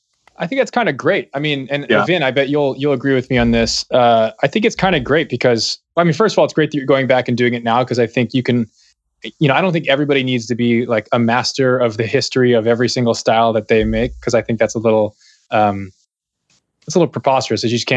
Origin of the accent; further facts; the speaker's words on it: Buffalo, New York, United States; I grew up in Buffalo, New York